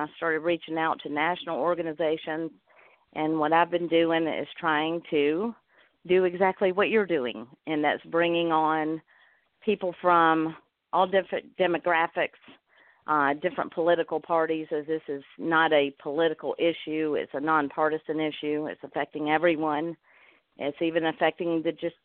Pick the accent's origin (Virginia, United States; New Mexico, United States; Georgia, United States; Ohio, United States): Georgia, United States; accent: Georgia; I was from Georgia with my accent